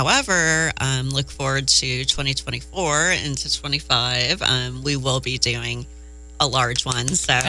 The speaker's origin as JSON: {"language": "English", "town": "Springfield", "region": "Illinois", "country": "United States", "tie": "born or raised there", "also_born_or_lived": "Chicago, Illinois / California", "moved": "as an adult", "said": "I'm from Springfield originally."}